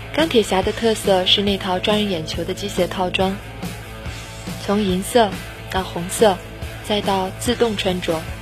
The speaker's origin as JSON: {"language": "Chinese", "country": "China", "said": "也就是我们中国人讲的“君子无异于物”。"}